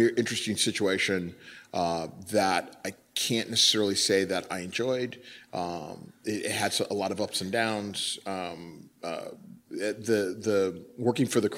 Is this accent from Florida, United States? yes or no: no; Los Angeles, California, United States; moved away as an adult; also born or lived in San Francisco; now in New York, United States; born and raised in Los Angeles, resided in San Francisco for about 15, 17 years